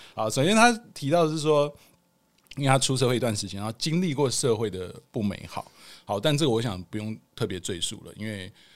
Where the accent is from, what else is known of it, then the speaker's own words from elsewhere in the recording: Hualien, Hualien County, Taiwan; moved away as an adult; also born or lived in Kaohsiung; now in Taipei, Taiwan; 我是高雄出生，花莲长大，然后大学考到那个台北的学校